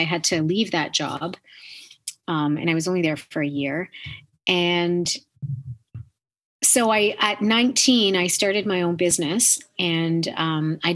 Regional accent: Canada; being Canadian

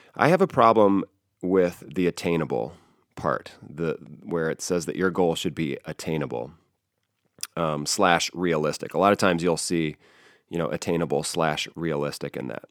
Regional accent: South Bend, Indiana, United States; I grew up in South Bend, Indiana

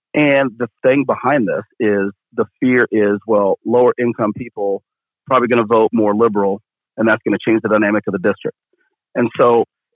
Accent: Keokuk, Iowa, United States; I grew up in Keokuk, Iowa.

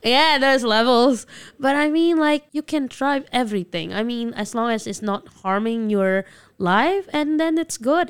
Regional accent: Jakarta, Indonesia; English is a second language; moved away as an adult; also born or lived in Medan, Indonesia; now in Taiwan; I grew up in Jakarta, yeah, until my junior high school. And I moved to North Sumatra after

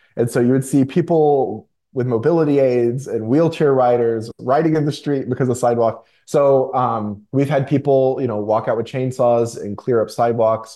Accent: Chattanooga, Tennessee, United States; also born or lived in Florida; I was born in Florida. I grew up in Tennessee. Tennessee is what I consider to be my home, Chattanooga, Tennessee in particular

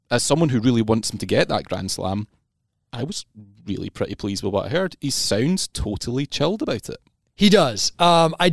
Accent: Scotland, United Kingdom; Actually, I'm for Scottish, you, it's, it's nice

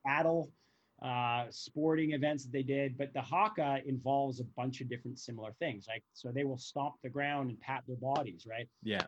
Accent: Canada; we're Canadian, so we've walked on plenty of ice in our day

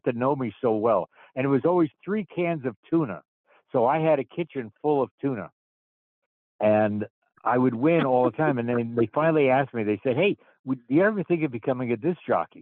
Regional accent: New Jersey, United States; moved away; I'm originally from New Jersey. I grew up in a little suburb of New York City, about 25 miles away

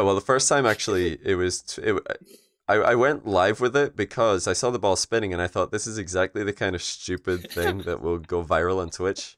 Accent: Scotland, United Kingdom; we're all Scottish

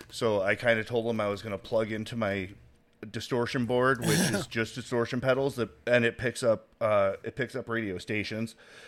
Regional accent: the Carolinas, United States; I'm from the Carolinas. I went from one line to the other line.

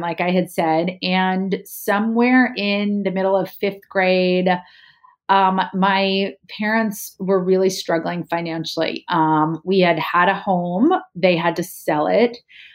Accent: right outside of Princeton, New Jersey, United States; also born or lived in San Diego, California; we grew up right outside of Princeton

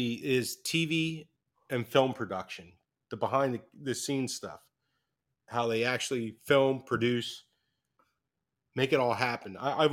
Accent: Trenton, New Jersey, United States

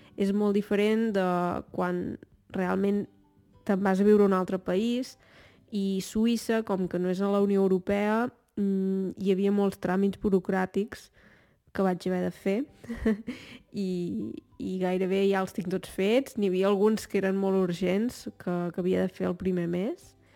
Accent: Torelló, Catalonia, Spain; moved away as an adult; sóc de Torelló

